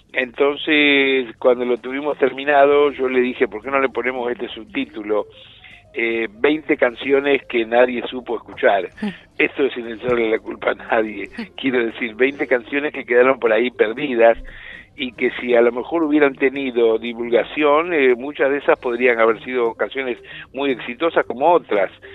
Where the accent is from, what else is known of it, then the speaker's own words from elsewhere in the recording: Rosario, Santa Fe, Argentina; yo soy nieto de andaluces y piamonteses y soy de Rosario